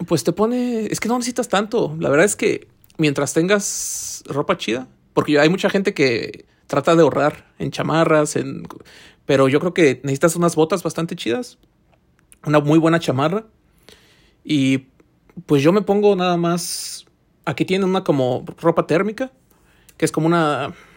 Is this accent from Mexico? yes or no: yes; Mexico; now in Finland; como mexicano